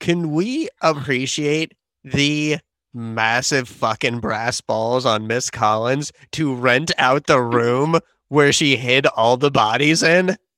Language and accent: English; London, United Kingdom; moved away; lived and mostly went to school in South London